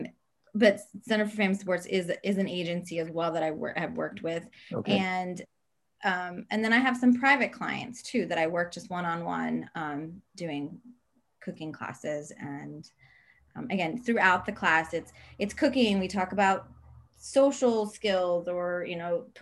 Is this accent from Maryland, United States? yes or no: yes; Maryland, United States; also born or lived in Italy / New York; I was born in Italy, and my family moved to the States, to Maryland, when I was 6.